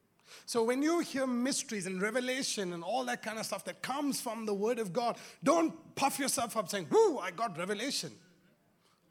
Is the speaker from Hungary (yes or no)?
no; India; growing up in India